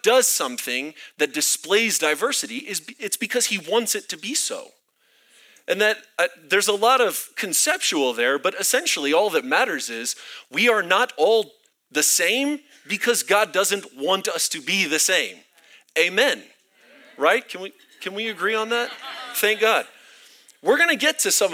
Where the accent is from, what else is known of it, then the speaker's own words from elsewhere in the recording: Florida, United States; now in Colorado Springs, United States; I'm from Florida, where we have swamp